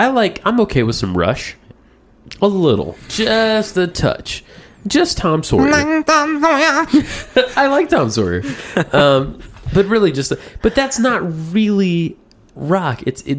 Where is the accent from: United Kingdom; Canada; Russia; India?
Russia; I'd be less proud to say I'm from Russia because Russia is less successful.